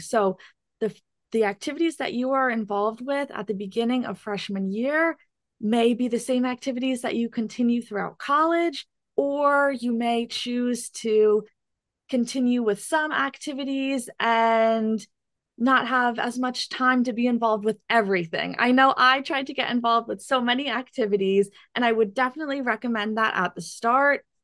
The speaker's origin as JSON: {"language": "English", "town": "Chatham", "region": "New Jersey", "country": "United States", "said": "I'm from Chatham, New Jersey"}